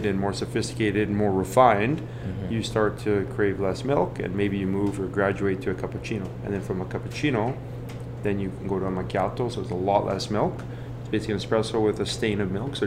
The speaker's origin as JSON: {"language": "English", "town": "Edmonton", "region": "Alberta", "country": "Canada", "tie": "born or raised there", "also_born_or_lived": "Italy", "said": "I grew up born and raised in Edmonton."}